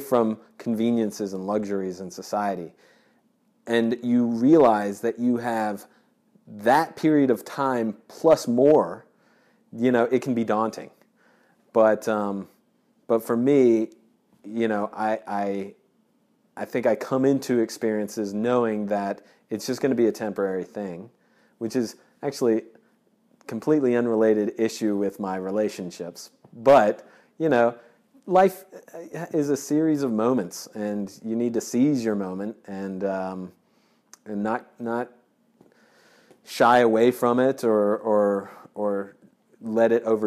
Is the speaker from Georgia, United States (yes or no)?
yes; Georgia, United States; I grew up in Georgia